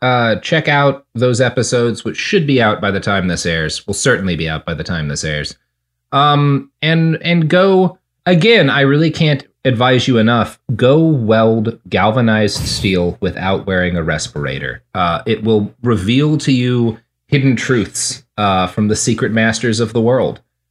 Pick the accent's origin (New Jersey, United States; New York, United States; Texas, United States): Texas, United States; Look, man, I grew up in Texas.